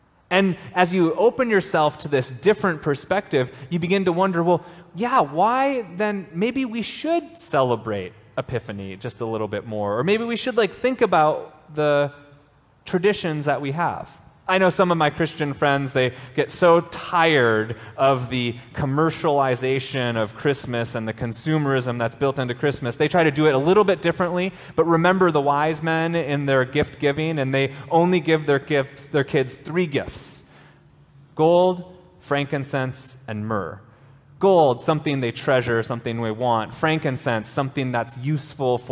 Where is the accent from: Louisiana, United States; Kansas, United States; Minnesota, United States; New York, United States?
Minnesota, United States; I grew up in Minnesota, and I've spent most of my life in either the United States, I spent a little bit of time in Japan